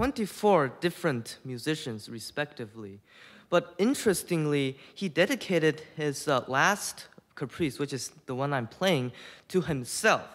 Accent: Houston, Texas, United States; I'm 14 years old, and I am from Houston, Texas

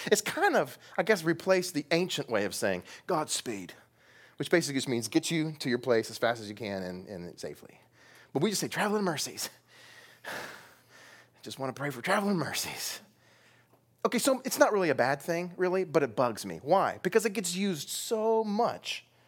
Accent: United States; we as American evangelicals

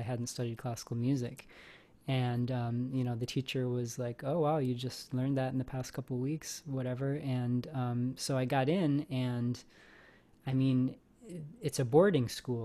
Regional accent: Traverse City, Michigan, United States; moved away as an adult; now in California, United States; I'm from a little town that's just a half hour from Interlochen called Traverse City. That's where I grew up

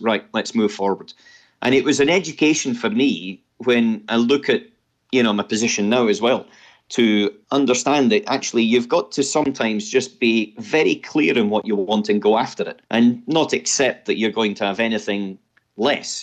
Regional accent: Scotland, United Kingdom; as a Scotsman

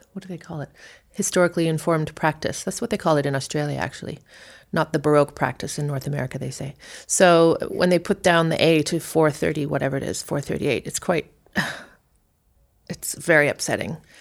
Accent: South Africa; moved away; we left South Africa

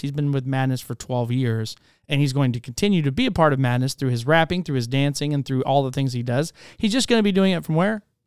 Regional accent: Spokane, Washington, United States; also born or lived in Charleston, South Carolina; now in Waxahachie, United States; Born in Charleston, South Carolina, was raised in Spokane, Washington, moved here to Texas, Waxahachie, Texas, and that's where I've been now since two thousand nine

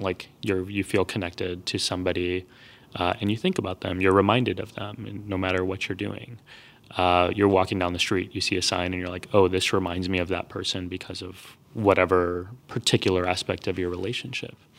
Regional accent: Texas, United States; I grew up in Texas.

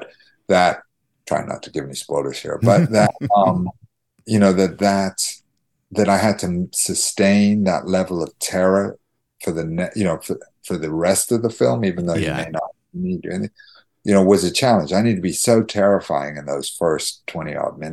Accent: Ystrad Mynach, Wales, United Kingdom; moved away; I'm Welsh. I was born in Ustradmannock.

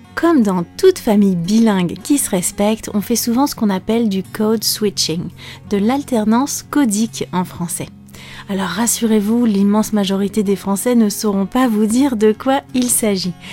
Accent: France

